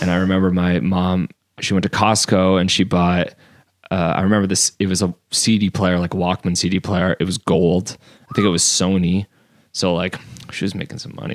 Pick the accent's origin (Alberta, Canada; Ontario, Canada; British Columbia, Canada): Ontario, Canada; Fonthill; I grew up in Font Hill, which is kind of like a like a suburb